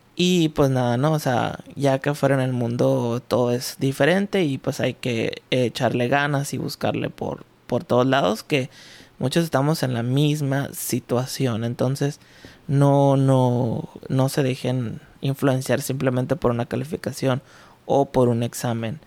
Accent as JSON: {"language": "Spanish", "town": "Ciudad Juárez", "region": "Chihuahua", "country": "Mexico", "said": "Soy de Ciudad Juárez, Chihuahua"}